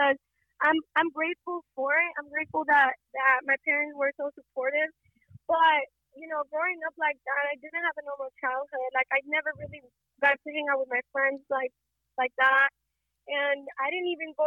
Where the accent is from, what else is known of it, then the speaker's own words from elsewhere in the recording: Las Vegas, Nevada, United States; also born or lived in Fortuna, California / Mexico; I was born in California, Fortuna, California, which is 14 hours away from Las Vegas, up north.